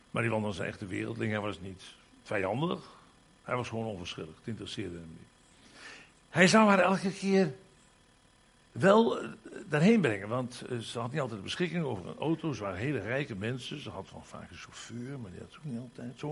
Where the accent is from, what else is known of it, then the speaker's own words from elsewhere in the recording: Limburg, Netherlands; In de eerste plaats, ik ben Limburger, kom daar maar eens om.